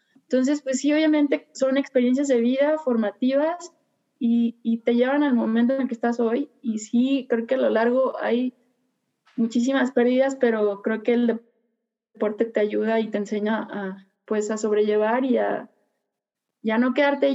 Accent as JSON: {"language": "Spanish", "town": "Puerto Vallarta", "region": "Jalisco", "country": "Mexico", "tie": "born or raised there", "said": "soy originaria de Puerto Vallarta"}